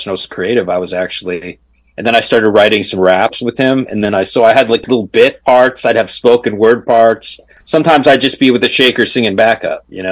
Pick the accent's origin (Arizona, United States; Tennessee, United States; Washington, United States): Arizona, United States; moved away as an adult; also born or lived in Scottsdale, Arizona; now in Los Angeles, United States; I came from Arizona. I grew up in Arizona